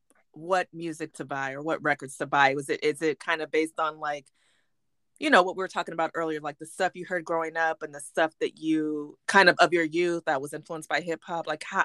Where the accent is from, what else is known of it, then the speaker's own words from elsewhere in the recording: Bay Area, California, United States; Yeah, and I'm originally from the Bay Area